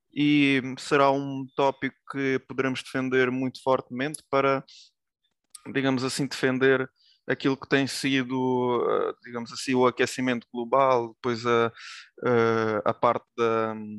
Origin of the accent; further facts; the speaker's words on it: Tomar, Santarém District, Portugal; also born or lived in Lviv, Ukraine; Nasci na Ucrânia, na cidade de Lviv, e vim para Portugal com oito anos